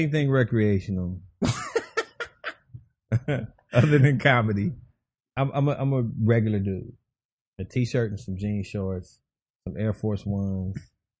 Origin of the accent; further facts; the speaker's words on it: Chicago, Illinois, United States; also born or lived in Los Angeles; I grew up in Chicago on the South Side.